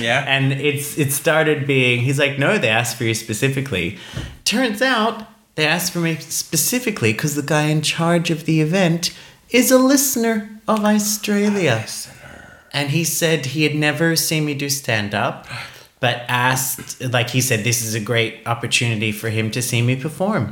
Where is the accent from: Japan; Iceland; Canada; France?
Iceland; moved away; I am Icelandic.